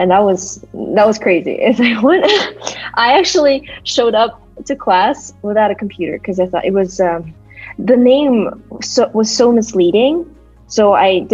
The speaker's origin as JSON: {"language": "English", "town": "Bishkek", "country": "Kyrgyzstan", "tie": "born or raised there", "also_born_or_lived": "United States / Canada / France / Kazakhstan", "second_language": "English", "moved": "yes", "said": "I am currently in Bishkek, Kyrgyzstan, my hometown"}